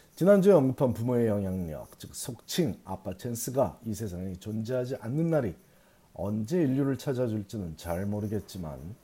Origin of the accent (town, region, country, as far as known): South Korea; born or raised there; now in United States